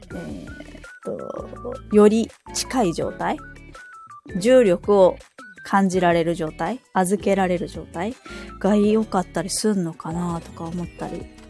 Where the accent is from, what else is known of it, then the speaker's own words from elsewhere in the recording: Kansai, Osaka, Japan; also born or lived in Saitama; now in Hokkaido, Japan; 出身は、まあ、関西、大阪なんですけど、す、住まいっていうか、実家が埼玉で、今は北海道に住んでるんですけど